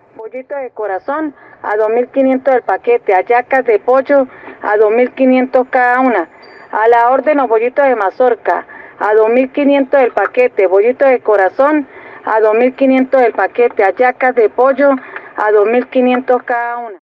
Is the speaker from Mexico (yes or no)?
no; Venezuela